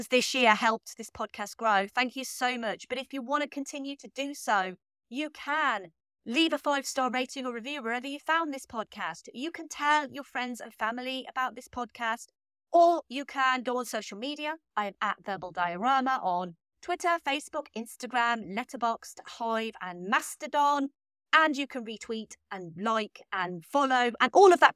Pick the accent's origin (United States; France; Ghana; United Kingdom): United Kingdom; As a British lover of this movie